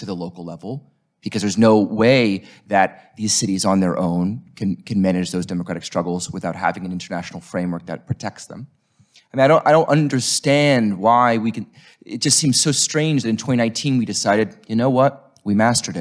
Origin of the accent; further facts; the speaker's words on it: United States; I'm from United States of America